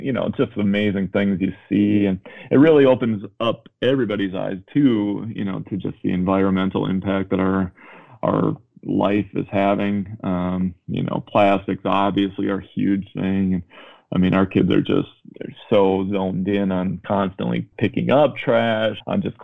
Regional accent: Minnesota, United States; moved away as an adult; also born or lived in Chicago; I grew up in Minnesota, in the suburbs

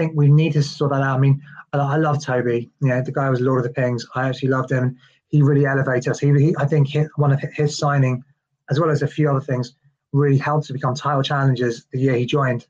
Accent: London, United Kingdom; as a Londoner, I'm very, very proud

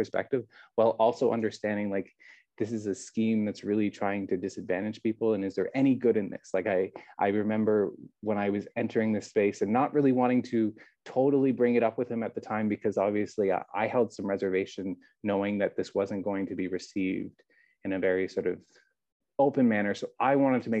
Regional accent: Canada; moved away as an adult; now in Taiwan; being a Canadian myself

